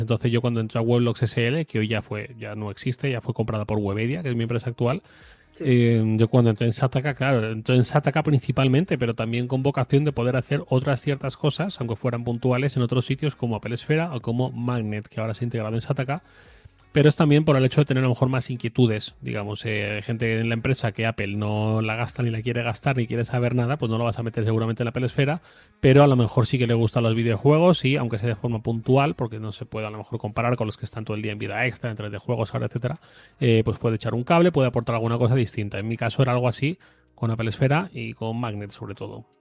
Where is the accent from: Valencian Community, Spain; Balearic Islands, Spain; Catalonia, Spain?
Valencian Community, Spain; Torrent; moved away as an adult; also born or lived in Madrid; yo soy de Valencia. Yo soy de Torrent, que es una ciudad que está muy cerquita de Valencia. Eh, viví aquí hasta los 22 años. Me fui a Madrid